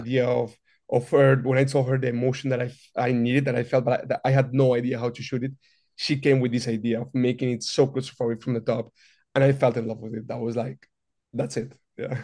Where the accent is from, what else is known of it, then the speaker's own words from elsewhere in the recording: Madrid, Community of Madrid, Spain; moved away as an adult; also born or lived in New York; now in Los Angeles, United States; I'm originally from Madrid, Spain